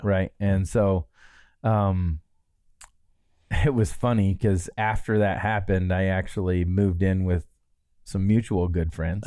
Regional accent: Midwest, Michigan, United States; moved away; growing up in the Midwest

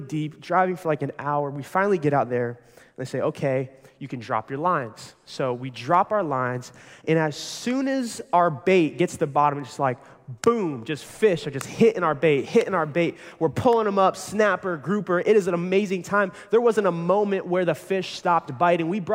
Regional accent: Pinellas County, Florida, United States; I was born and raised right here in Pinellas County

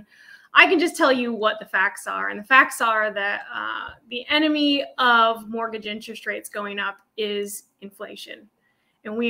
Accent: Anchorage, Alaska, United States; So I was born here in Anchorage at Elmendorf Air Force Base. Folks are from Ohio and they were brought up by the military. So I was raised here in Anchorage and lived here all my life

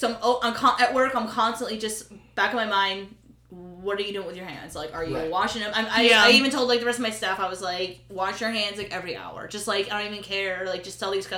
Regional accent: Pennsylvania, United States; we're from Pennsylvania

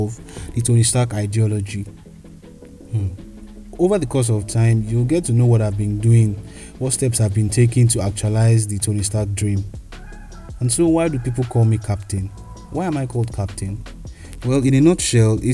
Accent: Kogi, Nigeria; I come from the Middle Belt region of Nigeria, Kogi State to be precise. I'm of the Igala tribe

